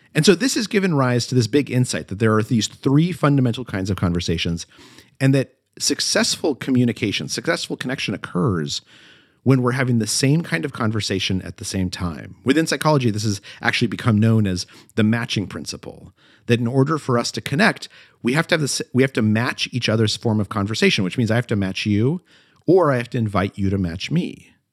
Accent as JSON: {"language": "English", "town": "Albuquerque", "region": "New Mexico", "country": "United States", "tie": "born or raised there", "moved": "as an adult", "said": "I grew up in Albuquerque, New Mexico, and I was thinking of going back to New Mexico"}